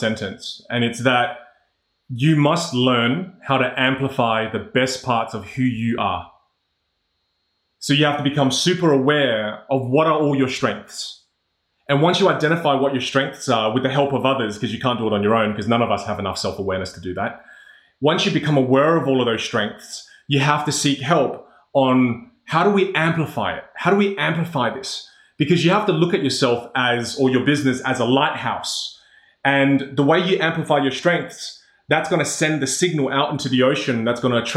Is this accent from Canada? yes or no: no; Australia; as an Australian here all my life